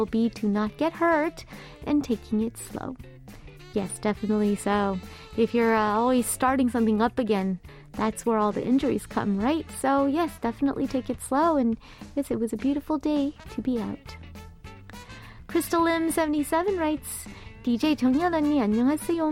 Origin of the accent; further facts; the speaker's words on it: California, United States; now in South Korea; I am from California